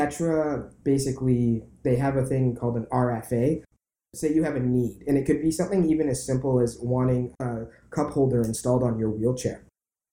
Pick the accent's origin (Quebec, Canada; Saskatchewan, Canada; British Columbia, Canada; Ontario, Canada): British Columbia, Canada; Vancouver; I was born and raised in Vancouver and left for 5 years. Then I came back